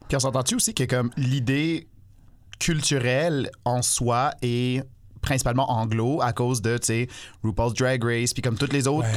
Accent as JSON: {"language": "French", "town": "Toronto", "region": "Ontario", "country": "Canada", "tie": "born or raised there", "moved": "yes", "lives_now": "Montreal, Canada", "said": "moi, j'ai grandi à Toronto"}